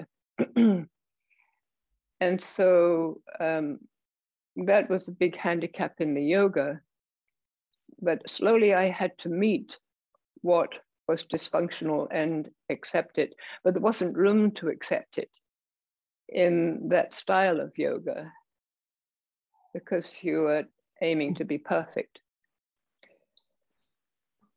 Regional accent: England, United Kingdom; I was raised in England.

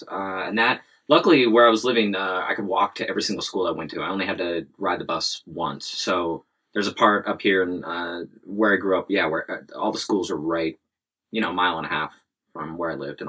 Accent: Seattle, Washington, United States; North Seattle. About 20 minutes away on the freeway. Yep. So 10 miles, something like that. Yeah. Yeah, born and raised.

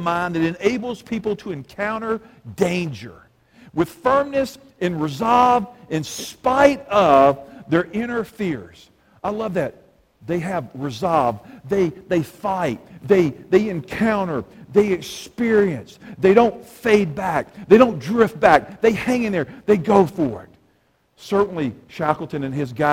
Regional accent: Alabama, United States; I'm from Alabama

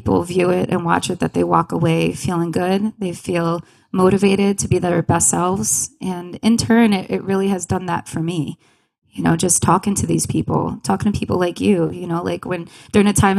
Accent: Long Island, New York, United States; moved away as an adult; now in Rochester, United States; I'm originally from Long Island

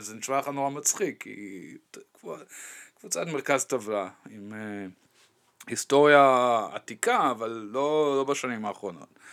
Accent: Dortmund, North Rhine-Westphalia, Germany; moved away; אני גדלתי ליד המקום הזה

